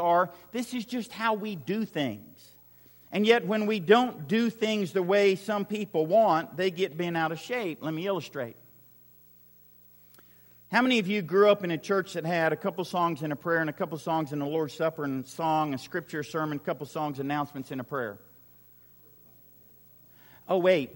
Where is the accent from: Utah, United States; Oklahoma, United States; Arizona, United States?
Oklahoma, United States; Western; I grew up in Western Oklahoma